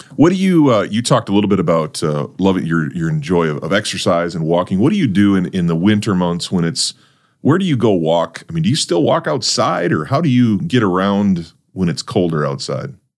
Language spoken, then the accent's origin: English; North Dakota, United States; I grew up in North Dakota